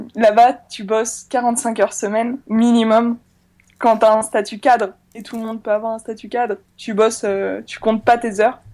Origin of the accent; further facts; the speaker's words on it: France; also born or lived in Chile; tout le monde savait que j'étais française